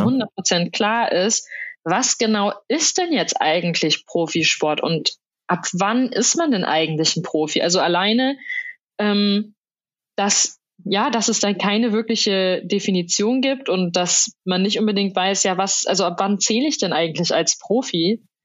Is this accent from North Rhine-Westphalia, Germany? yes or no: yes; Soest, North Rhine-Westphalia, Germany; meiner Heimatstadt Soest